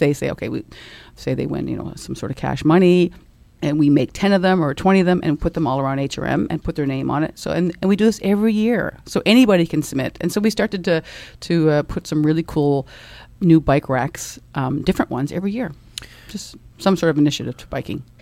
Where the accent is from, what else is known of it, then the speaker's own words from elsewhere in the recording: Dartmouth, Nova Scotia, Canada; I grew up in Dartmouth and, uh, been here my whole life